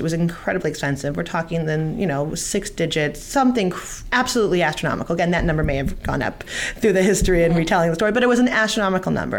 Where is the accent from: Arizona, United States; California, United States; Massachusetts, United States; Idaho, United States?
California, United States; now in Fair Lawn, United States; We're both from California.